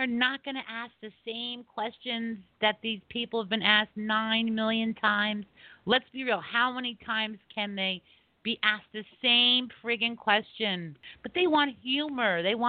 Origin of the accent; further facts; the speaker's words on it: East Coast, United States; We're from the East Coast. We all understand each other, right, Kevin?